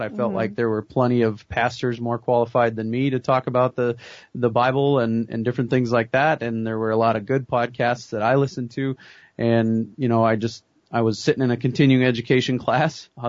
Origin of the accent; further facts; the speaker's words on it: Belle Fourche, South Dakota, United States; also born or lived in Waukesha, Wisconsin; I grew up here in western South Dakota. I was born and raised here in Belle Fourche